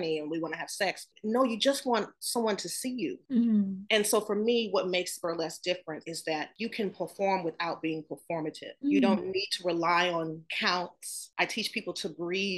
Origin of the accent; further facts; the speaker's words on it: the South, United States; Growing up in the South, being told that I was too dark